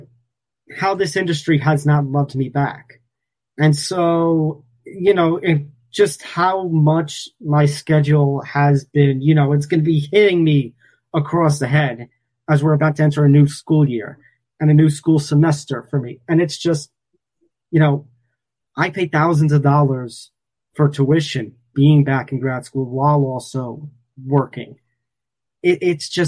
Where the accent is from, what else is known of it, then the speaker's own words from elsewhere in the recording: New York, United States; my hometown of New York